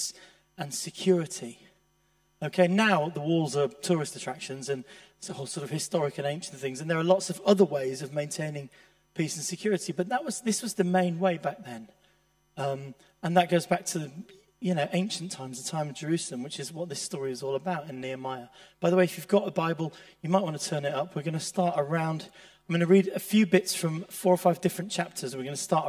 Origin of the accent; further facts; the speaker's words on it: Leeds, Yorkshire and the Humber, United Kingdom; I grew up in Leeds